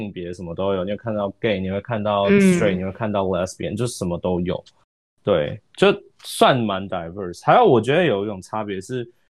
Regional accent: Taiwan; 我觉得会不会是跟我台湾人比较害羞？

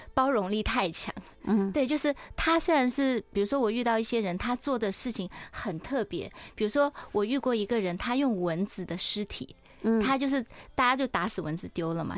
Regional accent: Taiwan; 我们是台湾人

